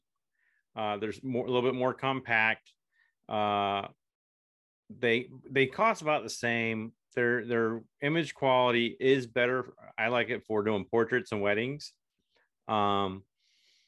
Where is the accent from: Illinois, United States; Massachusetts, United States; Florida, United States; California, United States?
Florida, United States; Merritt Island; moved away; I grew up in Merritt Island, Florida, so it's like home for me